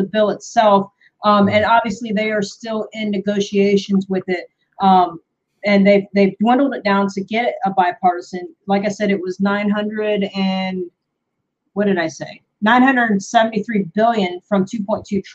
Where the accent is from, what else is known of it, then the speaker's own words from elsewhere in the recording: United States; I am an American.